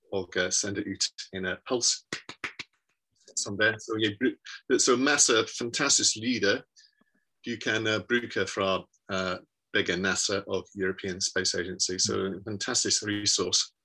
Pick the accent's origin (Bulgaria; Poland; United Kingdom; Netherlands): United Kingdom; Worcester, West Midlands; Norwegian is a second language; moved away as an adult; also born or lived in Birmingham / London; now in Bergen, Norway; jeg ble født i Worcester i England, og uh, jeg var en uh, sanger på Worcester uh, Domcerca Corps